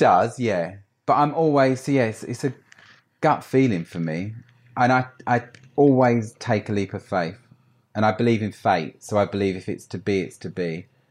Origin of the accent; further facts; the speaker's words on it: Essex, East of England, United Kingdom; moved away as an adult; now in London, United Kingdom; I grew up in Essex, had a great life